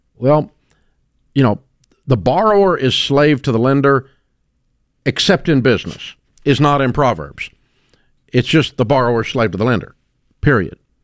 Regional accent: Antioch, Tennessee, United States; I grew up in Antioch, Tennessee

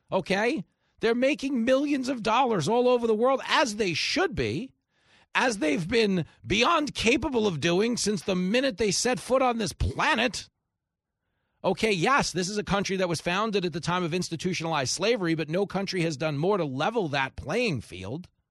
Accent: New York, United States; me growing up in New York

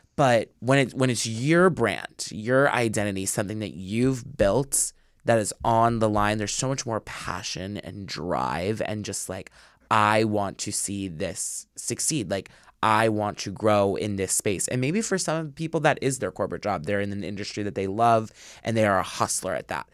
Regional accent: suburbs outside of Philadelphia, Pennsylvania, United States; was born and raised, like, right in the suburbs, like, outside of Philly

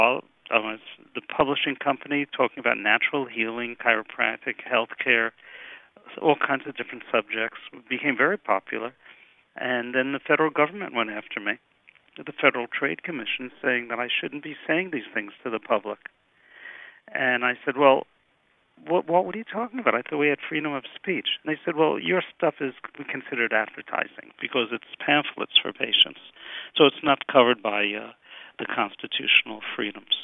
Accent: New York City, New York, United States; moved away as an adult; also born or lived in Miami; now in Pennsylvania, United States; I'm from Brooklyn, New York, originally. I survived Tilden High School. I went to Brooklyn College

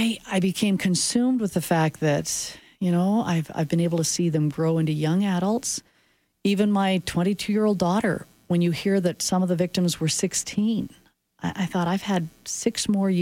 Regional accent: Swift Current, Saskatchewan, Canada; now in Calgary, Canada; I grew up in Saskatchewan where you took buses to go to sporting events.

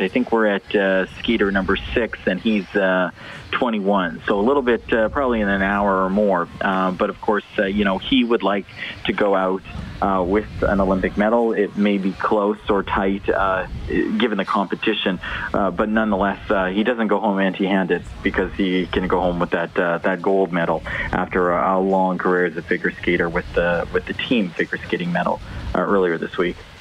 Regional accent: Canada; we're Canadian

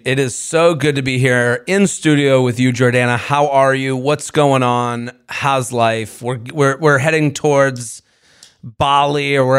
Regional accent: Syosset, New York, United States; I'm from Syosset.

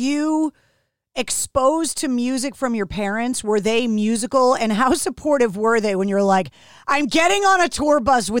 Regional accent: Boston, Massachusetts, United States; accent: Boston; People ask me about my Boston accent and they're like, oh, you don't really sound like you're from Boston.

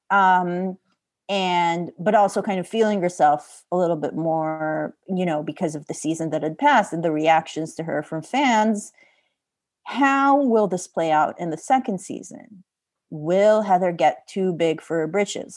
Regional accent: Israel; I'm from Israel

